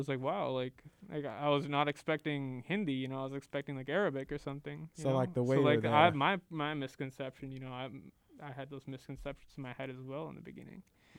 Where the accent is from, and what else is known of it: Seattle, Washington, United States; born or raised there; moved away as an adult; also born or lived in India; now in Waukesha, United States